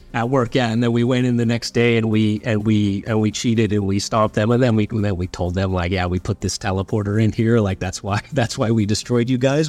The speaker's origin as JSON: {"language": "English", "town": "Vancouver", "region": "British Columbia", "country": "Canada", "tie": "born or raised there", "also_born_or_lived": "Southern Ontario", "said": "I'd been born in, in, you know, Southern Ontario. Um, and my mom had moved me out to Vancouver, just her and I, uh, when I was eight."}